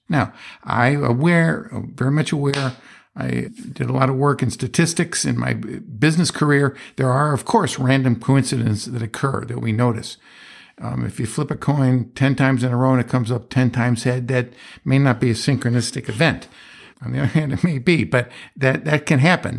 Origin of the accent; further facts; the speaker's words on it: Johnstown, Pennsylvania, United States; That's where I was born